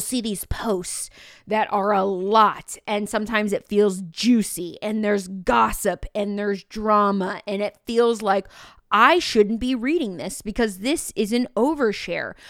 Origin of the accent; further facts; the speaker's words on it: Mattoon, Illinois, United States; I wanted to teach middle school science at Mattoon Middle School, which is where I was born and raised